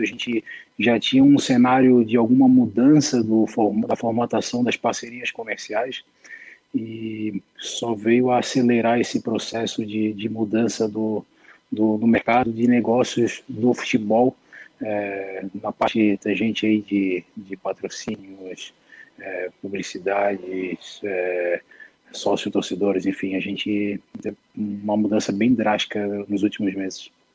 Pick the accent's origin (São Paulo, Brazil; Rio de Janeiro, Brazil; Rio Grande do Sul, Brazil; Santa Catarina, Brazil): Santa Catarina, Brazil; Florianópolis; Sou, sou manezinho de Floripa, nascido e criado ali na região de Itacurubi